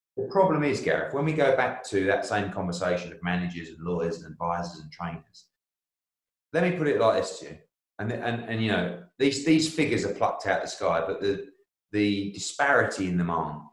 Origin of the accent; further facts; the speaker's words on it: United Kingdom; I'm a Brit